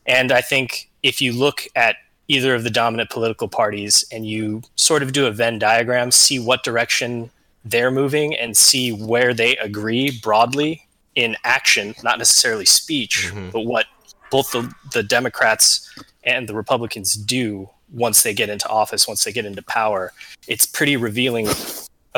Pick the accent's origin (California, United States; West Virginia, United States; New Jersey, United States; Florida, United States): California, United States; Southern; Growing up in SoCal and going through high school there